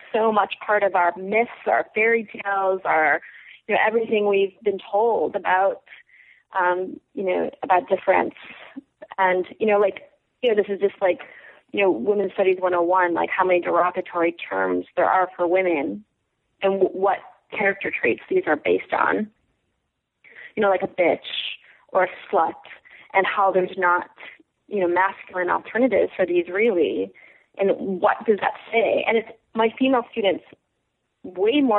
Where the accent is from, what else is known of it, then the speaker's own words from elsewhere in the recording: Chicago suburbs, Illinois, United States; moved away; also born or lived in Ohio; I'm from the Chicago suburbs.